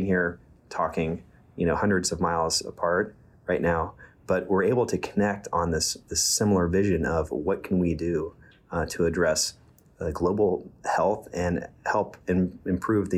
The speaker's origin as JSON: {"language": "English", "region": "West Virginia", "country": "United States", "tie": "born or raised there", "moved": "yes", "said": "I'm from West Virginia, and I went to West Virginia University. I studied hydrology. So I'm from near the Ohio River, and my hometown now is one of the more polluted places in the United States, unfortunately. And so but I spent a lot of my childhood on the river and outside"}